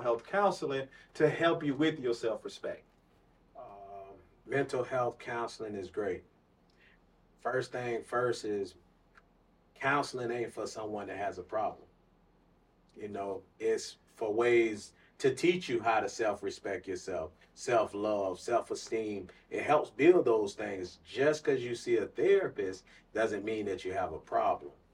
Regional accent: Clearwater, Florida, United States; I was born and raised in Clearwater, Florida

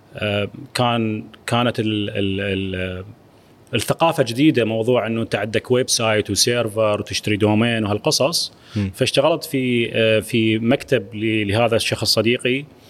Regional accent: Iraq; أنا كعراقي

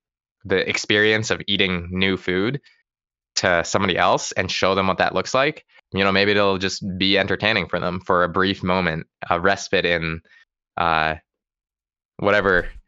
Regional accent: West Coast, United States; I gotta say, I grew up on the West Coast and I just have never found great sushi specifically anywhere out East.

